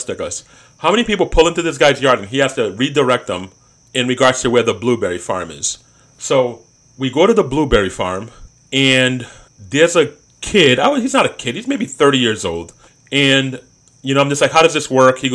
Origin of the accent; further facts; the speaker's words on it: East Coast, United States; moved away; growing up on the East Coast